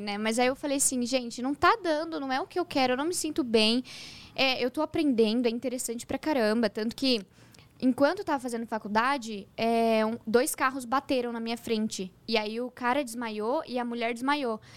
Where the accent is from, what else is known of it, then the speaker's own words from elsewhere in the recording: Hortolândia, São Paulo, Brazil; also born or lived in São Bernardo do Campo / Sumaré / Campinas; Eu nasci em São Bernardo do Campo, mas eu cresci no interior de São Paulo, uma cidade chamada Hortolândia